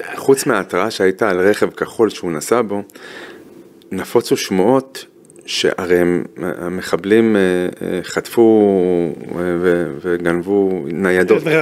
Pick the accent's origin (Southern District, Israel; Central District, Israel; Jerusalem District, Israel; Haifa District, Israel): Jerusalem District, Israel; Jerusalem; moved away; also born or lived in Ben Shemen Youth Village; אני, אני ירושלמי